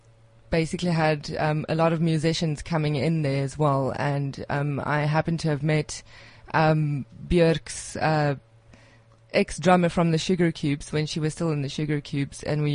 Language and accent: English; South Africa; now in Reykjavik, Iceland; Being a South African living there, like obviously, I was very snow crazy.